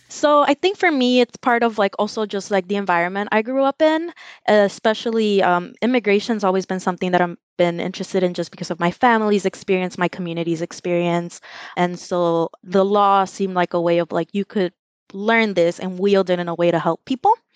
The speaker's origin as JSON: {"language": "English", "town": "Los Angeles", "region": "California", "country": "United States", "tie": "born or raised there", "also_born_or_lived": "El Salvador", "said": "I'm from Los Angeles. I grew up in the Westlake MacArthur Park neighborhood, and I spent most of my life"}